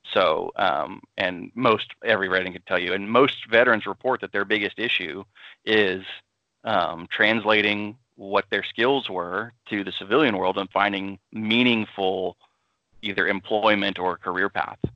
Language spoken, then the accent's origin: English; Austin, Texas, United States; moved away as an adult; I'm from Austin, Texas originally, so I'm kind of a city slicker.